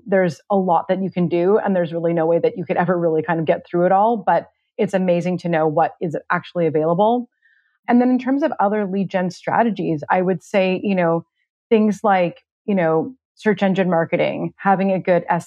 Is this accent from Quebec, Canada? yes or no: no; Vancouver, British Columbia, Canada; moved away as an adult; now in Toronto, Canada; I grew up in Vancouver, and then I moved to Toronto about 14 years ago.